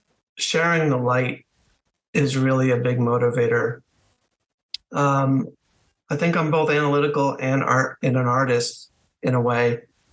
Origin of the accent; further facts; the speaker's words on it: Connecticut, United States; also born or lived in Washington D.C. area; now in Washington, United States; I was born in southern New England in Connecticut, northwest Connecticut. And my family moved outside Washington, D.C. for a few years